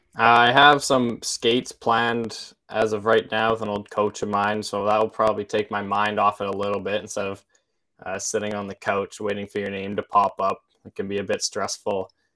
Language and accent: English; Olds, Alberta, Canada; also born or lived in Saskatoon, Saskatchewan; from Olds, Alberta